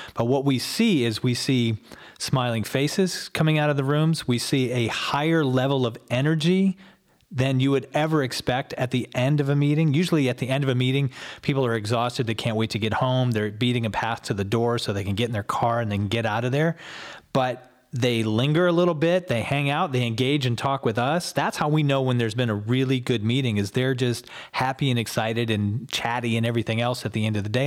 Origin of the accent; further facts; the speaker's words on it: Ann Arbor, Michigan, United States; moved away as an adult; also born or lived in Chelsea, Michigan / Oklahoma; now in Columbus, United States; I lived in and around Ann Arbor all the way through high school